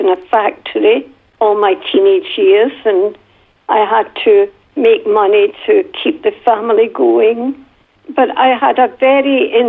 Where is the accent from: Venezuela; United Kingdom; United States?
United Kingdom; Glasgow, Scotland; And when I went back to school in Glasgow, my accent was so bad that the other children would laugh at me.